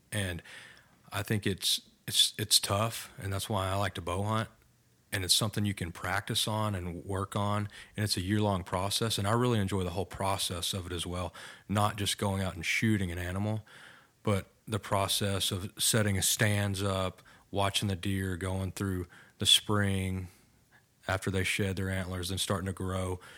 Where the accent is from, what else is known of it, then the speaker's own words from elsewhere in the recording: Bridgeport, Texas, United States; I am thirty-two years old from, uh, Bridgeport, Texas, small town about an hour